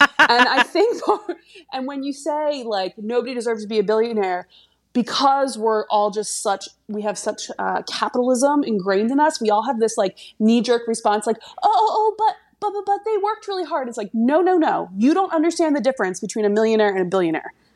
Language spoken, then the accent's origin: English; Delaware County, Pennsylvania, United States; now in France; I'm from Delaware County, Pennsylvania